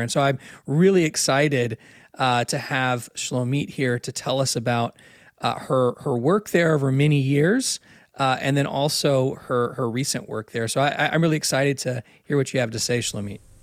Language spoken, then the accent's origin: English; United States; also born or lived in Israel; as an American